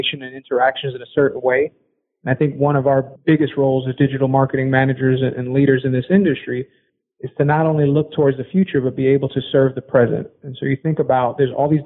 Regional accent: Puerto Rico; I'm from Puerto Rico, Latinx person of color in the sports industry

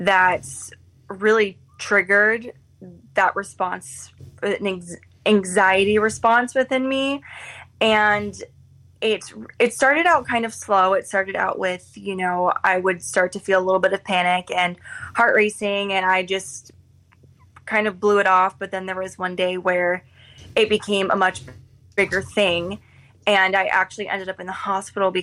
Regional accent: Florida, United States; moved away as an adult; now in Chicago, United States; I'm originally from Florida, but moved to Chicago for the job

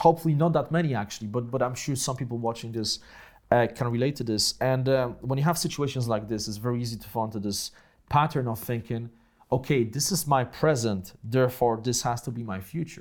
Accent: Poland; accent: Polish accent; first language Polish; English is a second language; moved away as an adult; also born or lived in Grudziądz; So, uh, I grew up in Poland, right, after communism.

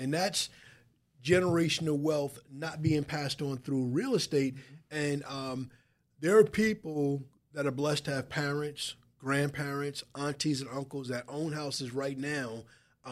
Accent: Wyandanch, New York, United States; now in North Babylon, United States; I'm born and raised in Wyandanch

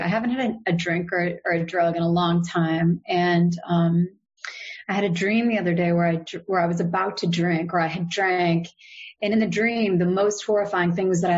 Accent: United States; I'm American

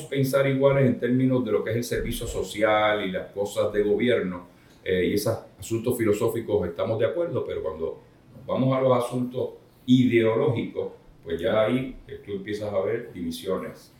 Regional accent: Isabela, Puerto Rico; mi pueblo de Isabela

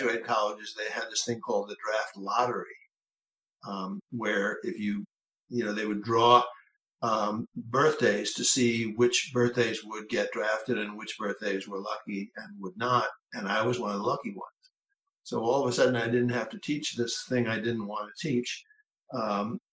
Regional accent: New York City, New York, United States; I grew up in New York City

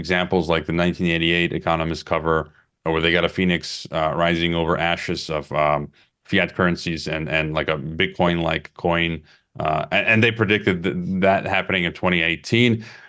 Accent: Skokie, Illinois, United States; I've been to Israel. I grew up in the Jewish community in Skokie, Illinois

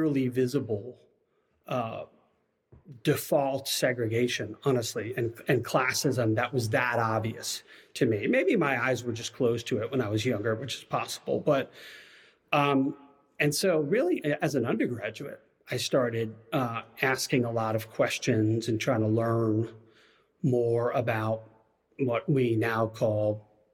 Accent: Long Island, New York, United States; moved away as an adult; also born or lived in Virginia; now in Waco, United States; I was raised in Long Island, New York

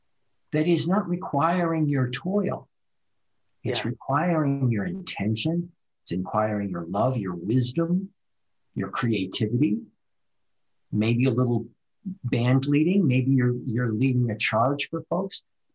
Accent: Midwest, United States; I'm from the Midwest, so we work hard in the Midwest. We plant crops and we get up early and we milk the cows. That's where my culture comes from.

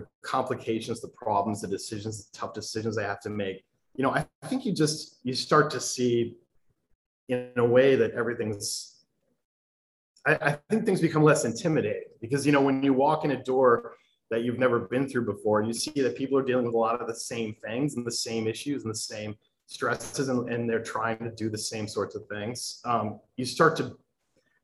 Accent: Ann Arbor, Michigan, United States; I grew up in Michigan, but I'm not really, my family's not really from Ann Arbor

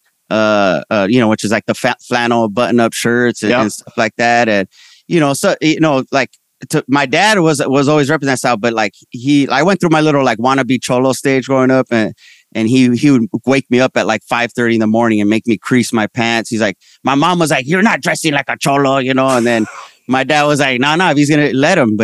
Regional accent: Ventura County, California, United States; also born or lived in San Fernando, California; I was born in San Fernando. We lived there when I was young, but I mostly grew up in Ventura County, which is like an hour north.

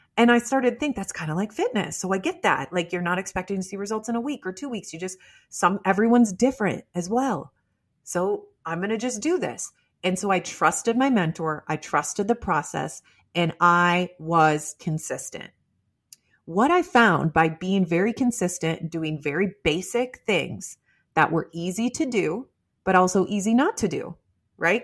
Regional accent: Midwest, United States; I'm from the Midwest

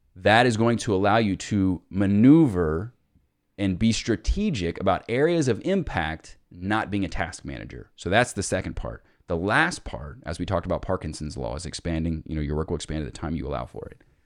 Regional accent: Cincinnati, Ohio, United States; I'm from Cincinnati

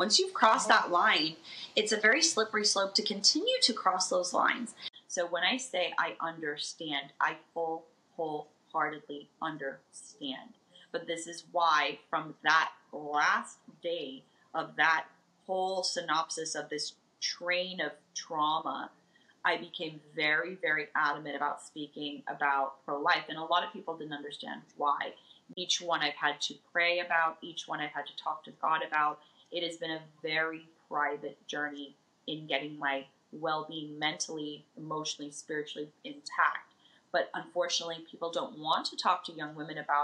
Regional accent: Las Vegas, Nevada, United States

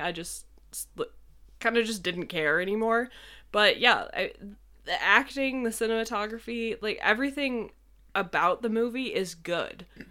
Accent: New York, United States; moved away

